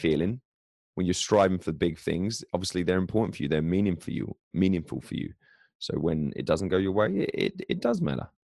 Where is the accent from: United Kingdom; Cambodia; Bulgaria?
United Kingdom; England; moved away; as an Englishman abroad